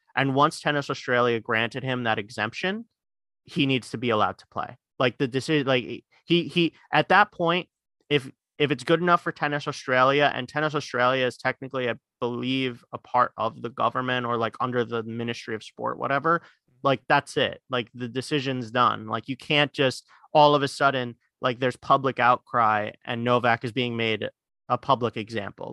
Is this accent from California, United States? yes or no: no; New York City, New York, United States; we live in, we're, we're from Queens